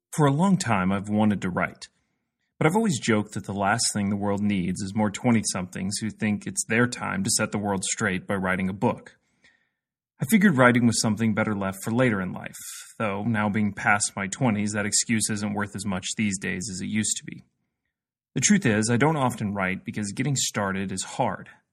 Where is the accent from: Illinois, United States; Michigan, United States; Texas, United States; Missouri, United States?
Missouri, United States; Jefferson City; I grew up in Jefferson City, Missouri